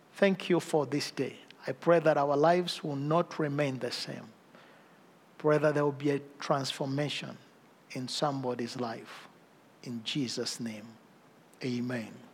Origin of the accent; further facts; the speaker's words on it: Uganda; I come from Uganda, I come from Africa